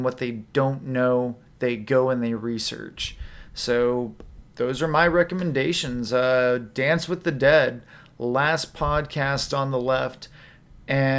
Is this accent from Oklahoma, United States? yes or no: yes; Oklahoma, United States; moved away; we are from Oklahoma